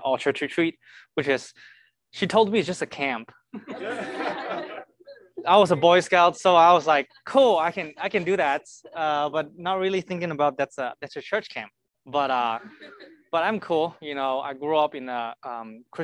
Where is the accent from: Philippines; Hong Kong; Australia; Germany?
Hong Kong; moved away as an adult; now in Kansas City, United States; I'm from Hong Kong. I've been here, I think 6.5 years already